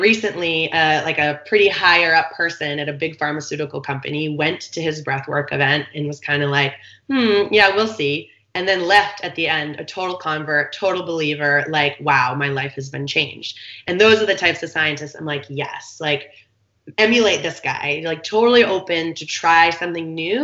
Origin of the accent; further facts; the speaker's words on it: East Coast, United States; now in San Diego, United States; I grew up on the East Coast